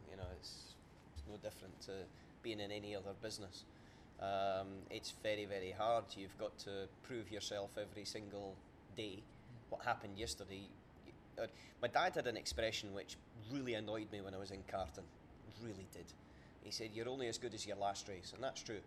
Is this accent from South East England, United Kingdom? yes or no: no; Scotland, United Kingdom; about 15 miles from where I was born and brought up in Scotland